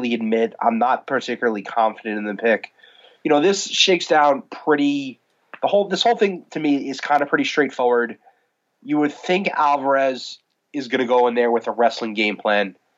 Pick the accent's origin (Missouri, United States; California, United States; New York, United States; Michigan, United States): New York, United States; born and raised in New York, still live in New York